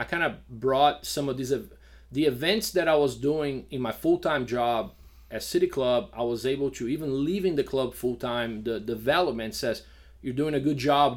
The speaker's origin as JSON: {"language": "English", "country": "Brazil", "tie": "born or raised there", "also_born_or_lived": "Georgia, United States / New York, United States", "moved": "as an adult", "lives_now": "Lafayette, Louisiana, United States", "said": "we grew up in Brazil without really that s, that civic sense of responsibility"}